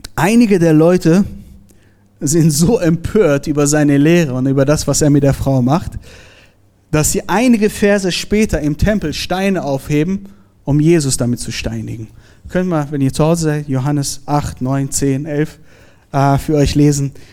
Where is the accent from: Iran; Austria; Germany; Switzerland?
Iran; moved away; ich bin gebürtiger Iraner